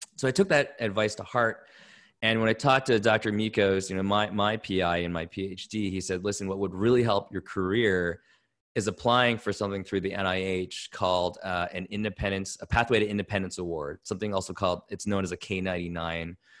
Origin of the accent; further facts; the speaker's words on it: Toronto, Ontario, Canada; I grew up in Toronto, Canada.